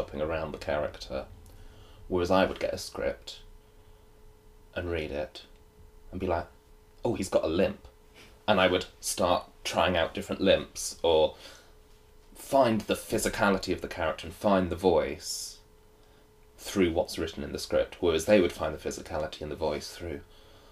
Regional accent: South Coast, South East England, United Kingdom; I grew up on the South Coast and it was nearby

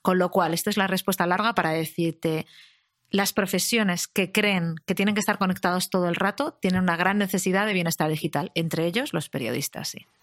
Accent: Madrid, Community of Madrid, Spain; soy una madrileña de 38 años

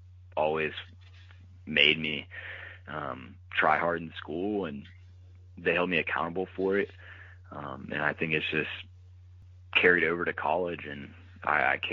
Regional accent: Louisiana, United States; moved away; growing up in Louisiana

